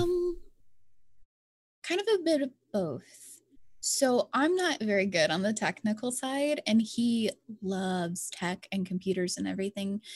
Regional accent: Louisiana, United States; I'm from Louisiana, and Louisiana is just, some areas, we're just part of little podunk areas

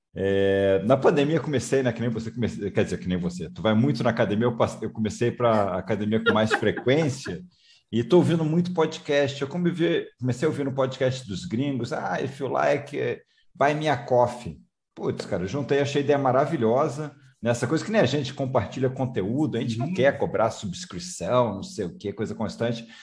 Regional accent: Rio de Janeiro, Brazil; moved away; Eu também sou é... carioca, estou morando fora do Rio um Janeiro, mas sou carioca

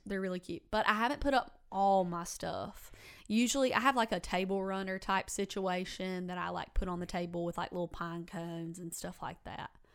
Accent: Fairhope, Alabama, United States; I grew up in Fairhope.

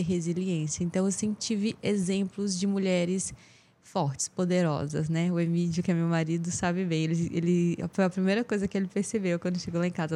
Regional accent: Teresina, Piauí, Brazil; eu cresci aqui em Teresina

